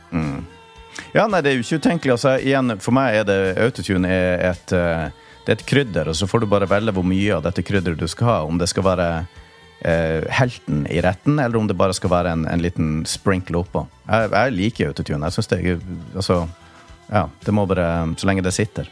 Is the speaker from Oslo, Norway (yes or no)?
no; Tromsø, Troms, Norway; oppveksten i Tromsø